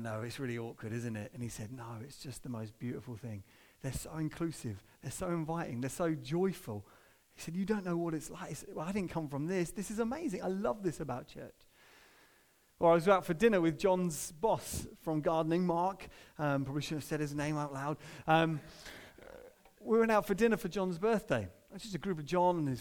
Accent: United Kingdom; most of us who are British

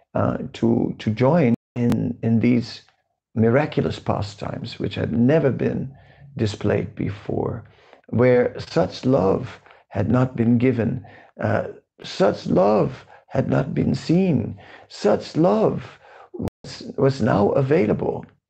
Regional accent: Netherlands; moved away; I'm from the Netherlands

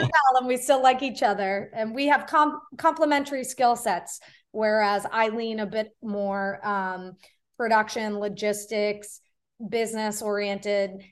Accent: Florida, United States; moved away as an adult; also born or lived in New Zealand / New York; I grew up in Florida

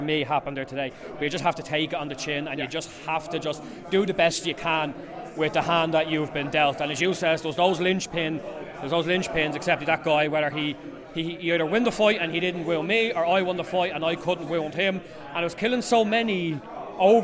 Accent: Ireland; accent: Irish; My Irish accent, I have to be clear here, 3 threes, okay? So we are in Dublin, we say tree, we pronounce three

